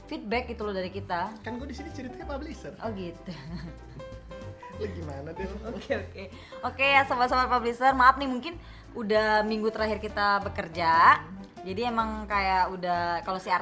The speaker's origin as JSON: {"language": "Indonesian", "region": "Sumatra", "country": "Indonesia", "said": "gue warga negara Sumatera aslinya"}